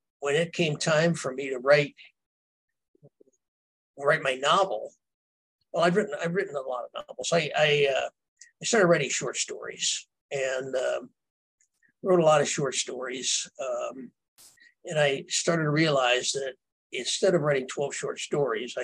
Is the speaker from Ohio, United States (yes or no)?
no; Earlville, Illinois, United States; growing up in Earlville